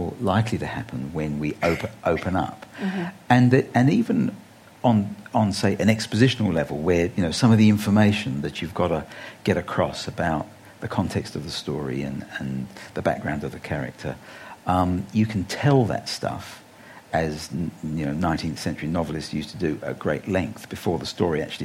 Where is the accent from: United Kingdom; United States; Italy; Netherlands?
United Kingdom; England; now in Australia; I grew up in England on the BBC radio